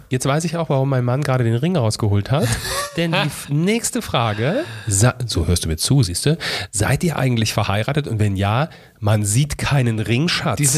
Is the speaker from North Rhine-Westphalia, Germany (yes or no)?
yes; Königswinter, North Rhine-Westphalia, Germany; also born or lived in Neuwied / Fulda; ich bin geboren in Neuwied, aufgewachsen in Königswinter und habe dann lange Zeit in Fulda gelebt.